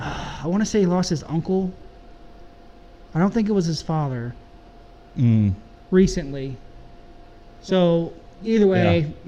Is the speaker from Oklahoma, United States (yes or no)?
no; Rolla, Missouri, United States; it's in my hometown.